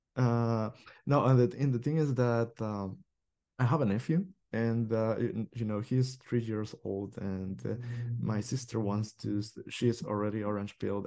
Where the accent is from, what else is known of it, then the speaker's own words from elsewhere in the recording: El Salvador; English is a second language; my country, El Salvador